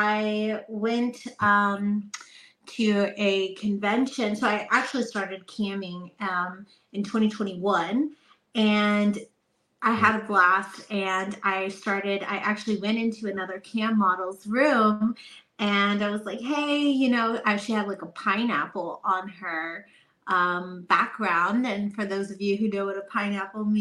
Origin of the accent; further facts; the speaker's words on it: Texas, United States; I'm from Texas